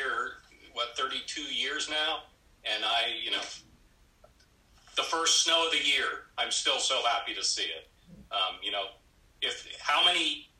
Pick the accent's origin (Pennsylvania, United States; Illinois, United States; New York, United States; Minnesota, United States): Pennsylvania, United States; South Central; now in Alaska, United States; I was born and raised in South Central Pennsylvania.